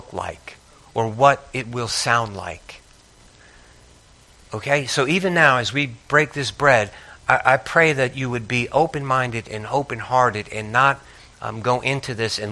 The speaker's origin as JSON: {"language": "English", "region": "Northeast", "country": "United States", "tie": "born or raised there", "said": "I grew up in the Northeast, and I grew up with some people that had a lot of nerve."}